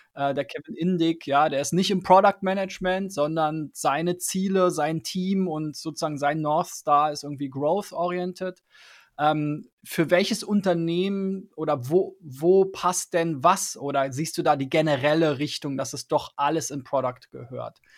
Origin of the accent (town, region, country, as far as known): Germany